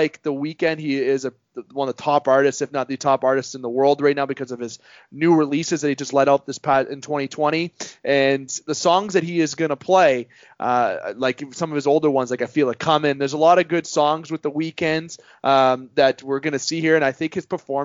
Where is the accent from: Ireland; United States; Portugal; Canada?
Canada; being a Canadian